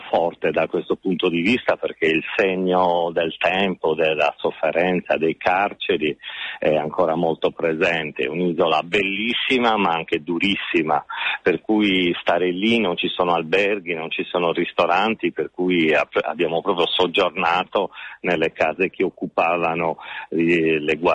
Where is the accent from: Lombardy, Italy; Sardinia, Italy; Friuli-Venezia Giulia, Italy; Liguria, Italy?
Sardinia, Italy; E poi c'è un altro valore per me, forse da sardo, è che le parole di Shakespeare che mette in bocca a Calibano sul senso in qualche modo di un'isola espropriata sono parole che suonano ancora oggi